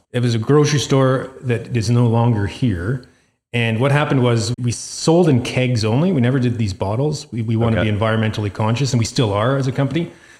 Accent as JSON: {"language": "English", "town": "Calgary", "region": "Alberta", "country": "Canada", "said": "We're from Sunnyside area. And so Hillhurst Sunnyside Community Center in Calgary here has a random Wednesday night farmer's market."}